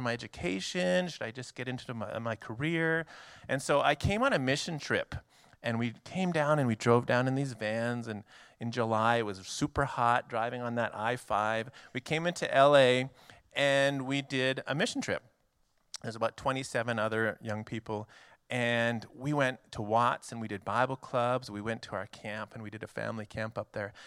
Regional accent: Canada; moved away as an adult; now in United States; I am Canadian. So I'm actually a foreign missionary to your country.

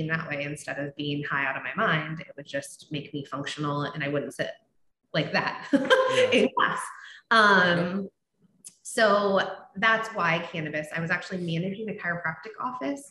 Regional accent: Seattle, Washington, United States; I grew up in Seattle, my middle school and high school and some of my college years

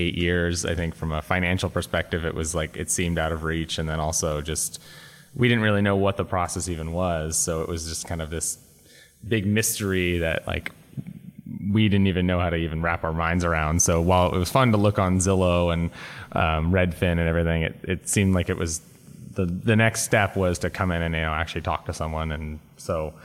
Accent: Walnut Creek, California, United States; also born or lived in San Francisco, United States; now in Oakland, United States; I grew up in Walnut Creek

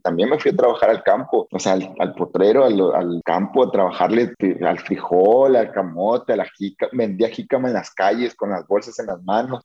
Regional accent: Mexico; en mi pueblo no. E, es un pueblo chiquito, Cotillo, no es, muy grande

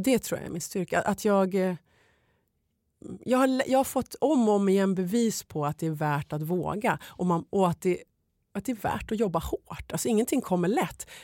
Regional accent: Sweden; moved away as an adult; also born or lived in Los Angeles, United States; när jag flyttade hem till Sverige

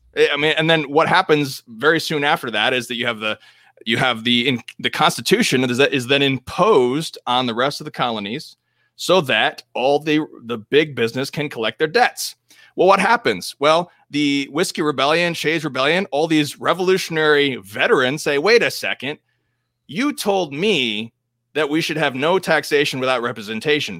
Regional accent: United States; as American Catholics

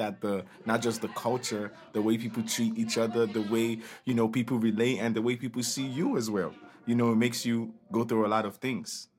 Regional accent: Nigeria; moved away as an adult; now in United States; But I'm Nigerian. I'm from Nigeria. I came to America two thousand nine for college

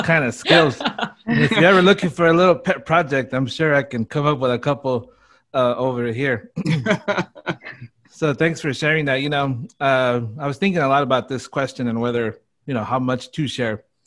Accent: Burbank, California, United States; I grew up in Burbank

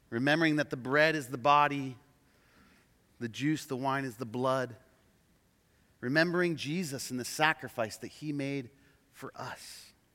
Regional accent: Oregon, United States; also born or lived in Portland, Oregon; We're from Oregon

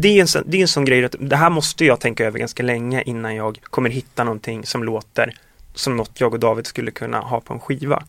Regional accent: Östersund, Jämtland, Sweden; moved away; när vi var hemma i Östersund i somras

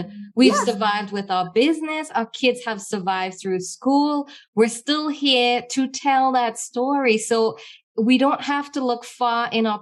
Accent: Trinidad & Tobago; as a little girl growing up in Trinidad

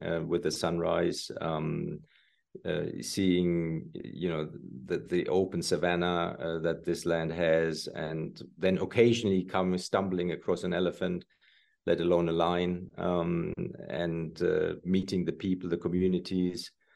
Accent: Germany; moved away as an adult; also born or lived in Italy / New York City; growing up in Germany

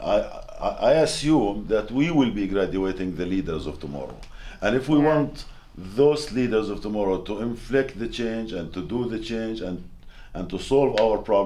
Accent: Gaza, Gaza Strip, Palestine; we are from Gaza

